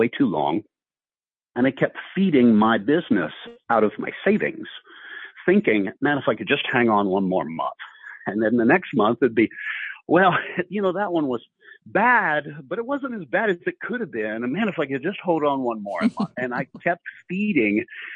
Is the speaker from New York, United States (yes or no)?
no; Ohio, United States; moved away as an adult; also born or lived in Houston, Texas; my wife and I were both born and raised in Ohio